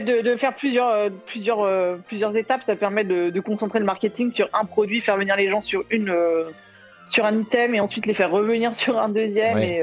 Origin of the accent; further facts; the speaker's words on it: Brittany, France; je suis bretonne